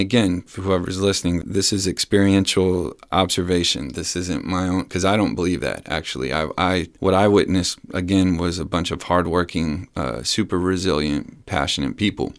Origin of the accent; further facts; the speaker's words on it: San Antonio, Texas, United States; born and raised in San Antonio